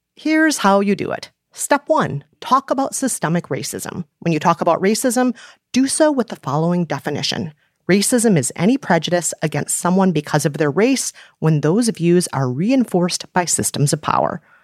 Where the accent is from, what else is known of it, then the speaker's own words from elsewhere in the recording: Minneapolis, Minnesota, United States; now in New York City, United States; my hometown of Minneapolis